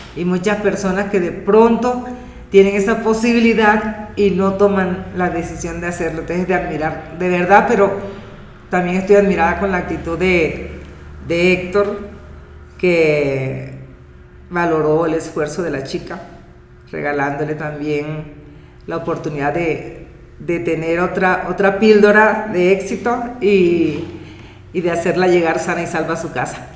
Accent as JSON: {"language": "Spanish", "region": "La Guajira", "country": "Colombia", "said": "soy de La Guajira, Colombia"}